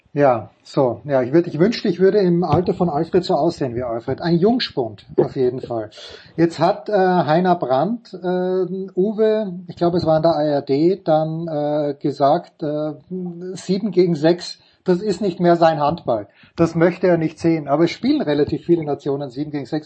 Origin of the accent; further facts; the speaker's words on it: Austria; Ich als Österreicher